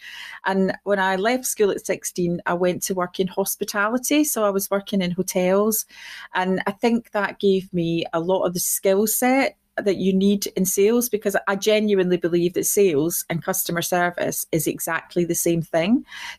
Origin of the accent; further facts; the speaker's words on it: Clydebank, Scotland, United Kingdom; originally I'm from Clydebank, which is just outside Glasgow, a working class town.